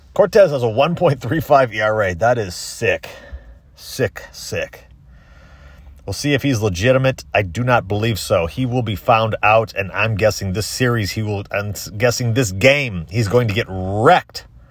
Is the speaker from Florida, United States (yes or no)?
yes; Tampa, Florida, United States; Tampa Bay, my hometown